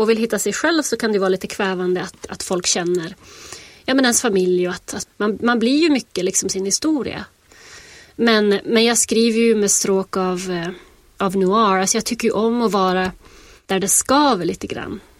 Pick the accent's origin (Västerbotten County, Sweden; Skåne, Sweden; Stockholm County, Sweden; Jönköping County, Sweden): Västerbotten County, Sweden; now in United States; Alltså jag sitter ju i USA och skriver om mina hemtrakter och min, min barndomstrakter. Och jag tror det är jätte, jättesvårt att eh, när jag känner fortfarande att jag går omkring i USA med liksom en, en hemlig värld inuti mig. Så här, en västerbottnisk värld.